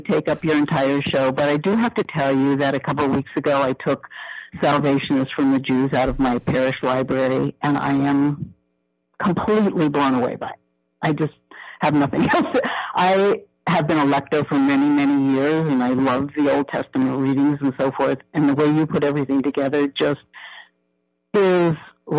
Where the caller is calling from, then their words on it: South Bend, Indiana, United States; I'm calling from South Bend, Indiana.